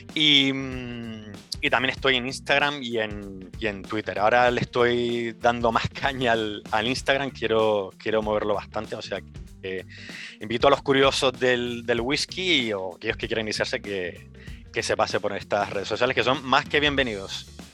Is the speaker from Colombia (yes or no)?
no; Las Palmas de Gran Canaria, Canary Islands, Spain; moved away as an adult; now in Edinburgh, United Kingdom; soy de Gran Canaria, de Las Palmas de Gran Canaria